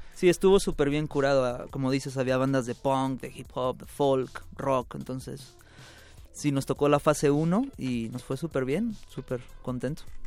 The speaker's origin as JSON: {"language": "Spanish", "town": "Los Angeles", "region": "California", "country": "United States", "tie": "born or raised there", "also_born_or_lived": "Guadalajara, Jalisco, Mexico", "moved": "as an adult", "lives_now": "Mexico", "said": "nací en Guadalajara, Guadalajara, Jalisco, y me fui a los 10 años a vivir a Los Ángeles, Los Ángeles, California. Viví toda mi vida, crecí allá"}